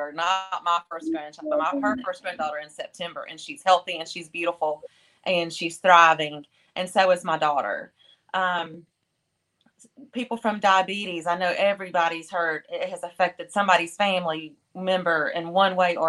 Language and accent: English; the South, United States; We're from the South.